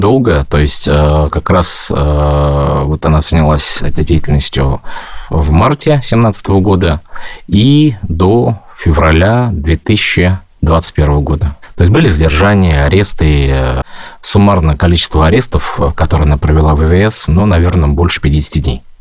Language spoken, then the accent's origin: Russian; Ufa, Bashkortostan, Russia; moved away as an adult; now in Moscow, Russia; я родом из Башкортостана, город Уфа